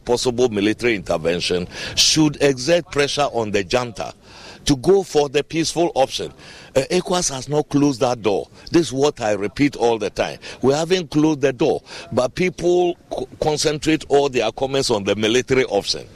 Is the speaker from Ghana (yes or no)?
yes; Ghana; I am a Ghanaian myself